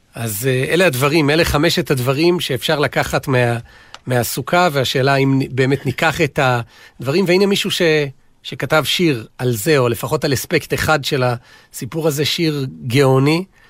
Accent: Israel; אני גדלתי באיזה סוג של מושב קיבוץ

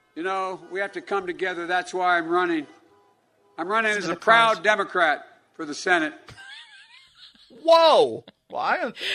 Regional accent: New York, United States; I grew up in New York

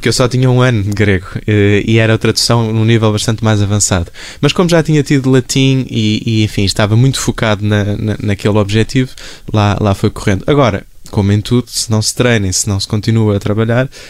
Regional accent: Porto, Norte, Portugal; now in Lisbon, Portugal; Os meus pais vivem no Porto, eh, onde eu cresci

